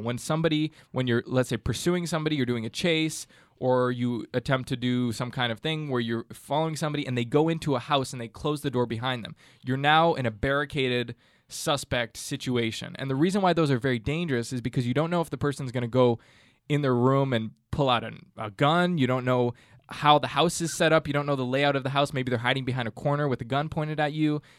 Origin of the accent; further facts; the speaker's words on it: Canada; growing up in Canada